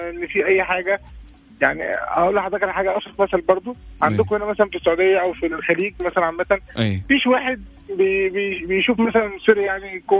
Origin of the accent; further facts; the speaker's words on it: Egypt; now in Riyadh, Saudi Arabia; … آه، من مصر وعايش في الرياض